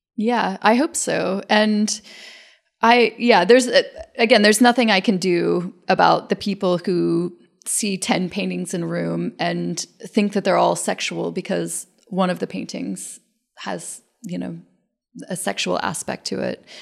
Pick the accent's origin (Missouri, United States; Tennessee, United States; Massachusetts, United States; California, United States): Tennessee, United States; moved away as an adult; also born or lived in Athens, Georgia / New York; now in Brooklyn, United States; I grew up in Tennessee in a place with, you know, no real knowledge